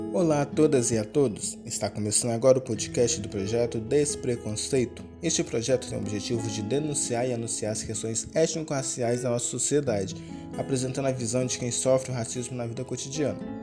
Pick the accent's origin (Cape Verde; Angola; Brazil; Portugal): Brazil; São João del-Rei, Minas Gerais; eu sou natural do interior de Minas Gerais, São João del Rei